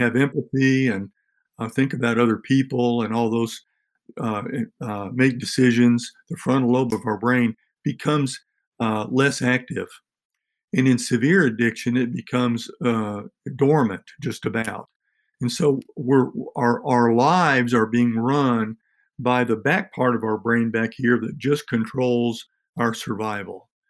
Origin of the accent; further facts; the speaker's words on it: Tennessee, United States; Tennessee, my home state, and in our in our local county